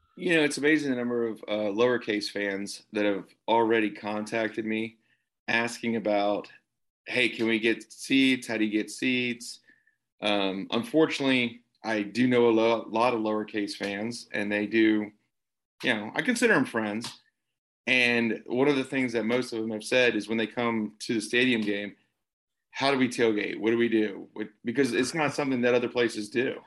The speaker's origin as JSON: {"language": "English", "region": "the South", "country": "United States", "said": "as a Southerner"}